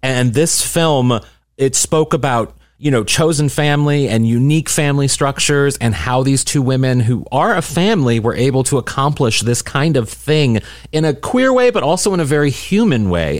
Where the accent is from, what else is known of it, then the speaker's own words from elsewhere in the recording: St. Louis, Missouri, United States; my hometown